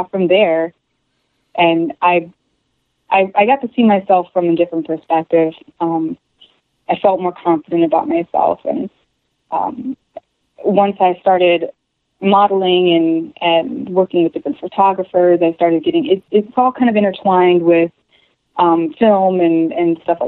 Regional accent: Chicago, Illinois, United States; also born or lived in Virginia; now in Michigan, United States; I was born in Virginia and spent most of my years in Chicago area, just outside of Chicago, and been around back and forth all over the place, but mostly Chicago

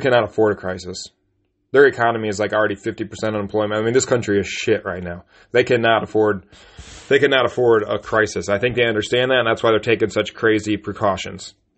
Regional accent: United States; we're American citizens

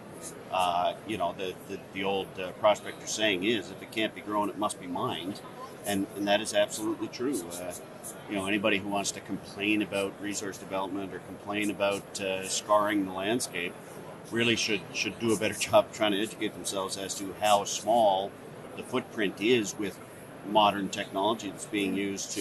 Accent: Bathurst, New Brunswick, Canada; moved away; We lived in the country outside of a small city, right? I think the population of Bathurst at the time would have been 15 or 16,000.

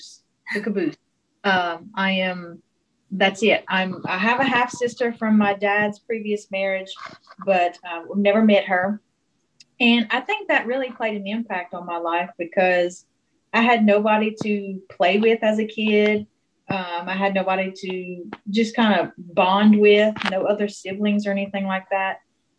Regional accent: Hessmer, Louisiana, United States; accent: South Louisiana, Cajun; I am in Hesmer, Louisiana, in Avoyelles Parish, which is right smack dab in the middle of Louisiana. It's where I was born and raised, and I still live here with my family.

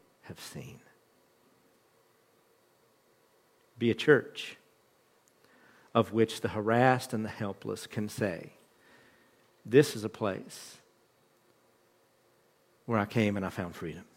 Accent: West Virginia, United States; the mountain people that I grew up with in West Virginia

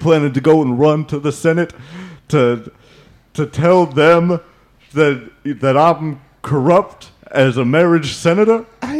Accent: Toronto, Ontario, Canada; moved away; I'm from Toronto.

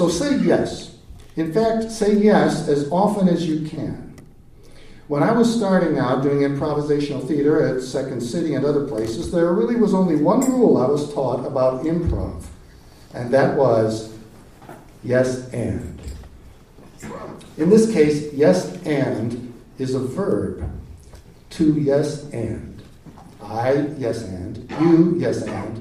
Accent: Chicago, Illinois, United States; moved away as an adult; growing up in Chicago

